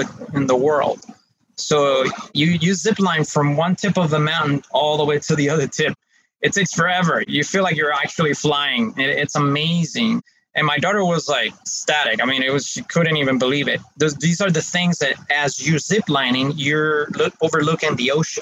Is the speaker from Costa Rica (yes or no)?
yes; Costa Rica; moved away as an adult; also born or lived in Geneva, Switzerland; I am Costa Rica, even though I wasn't born here. I was born in Switzerland in Geneva. I live most of my life here in Costa Rica, and most of my family are from here.